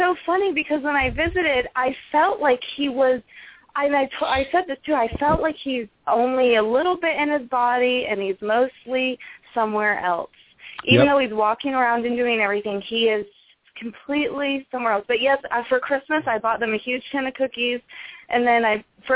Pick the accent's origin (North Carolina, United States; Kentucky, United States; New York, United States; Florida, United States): Florida, United States; St. Augustine; now in California, United States; I'm from Florida